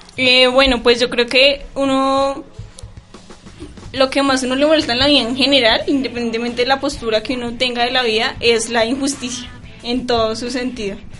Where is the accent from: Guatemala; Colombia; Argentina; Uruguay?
Colombia; Bogotá; moved away; also born or lived in Garagoa, Boyacá; yo soy de Bogotá, pero mi familia es de Garagua, Boyacá y yo, nosotros vivíamos acá, pero nos fuimos allá